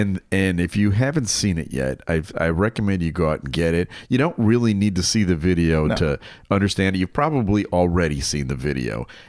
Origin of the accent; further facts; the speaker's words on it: Hinsdale, Illinois, United States; I grew up in Hinsdale, the birthplace of a huge star in the late 1960s and early 70s.